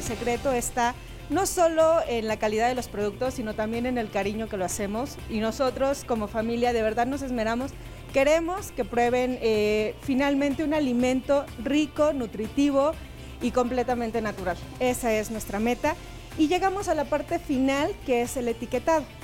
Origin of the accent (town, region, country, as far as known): Mexico